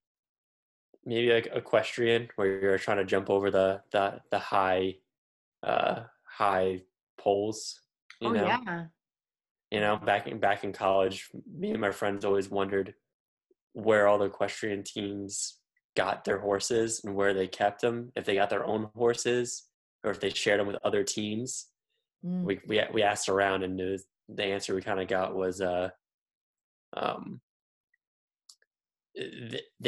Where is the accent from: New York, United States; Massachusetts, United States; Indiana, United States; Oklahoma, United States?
New York, United States; Long Island; moved away as an adult; now in Boston, United States; I'm originally from Long Island, but I went to BU. And so now I'm up in Boston.